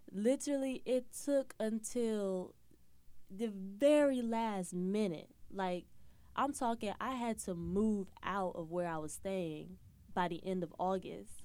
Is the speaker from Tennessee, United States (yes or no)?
no; Atlanta, Georgia, United States; moved away as an adult; also born or lived in Florida; now in New York, United States; I'm from Atlanta, Georgia